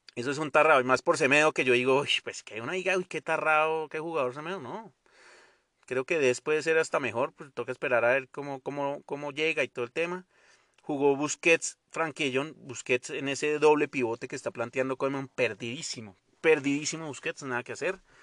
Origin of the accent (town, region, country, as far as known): Colombia